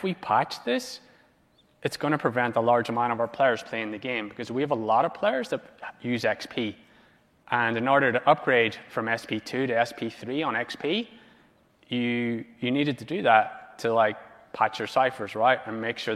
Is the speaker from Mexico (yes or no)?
no; Ireland; now in Los Angeles, United States